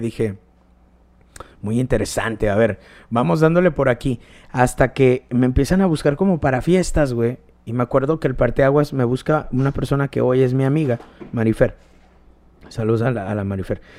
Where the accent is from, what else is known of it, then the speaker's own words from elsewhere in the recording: León, Guanajuato, Mexico; el barrio donde yo nací está culero, güey, está gacho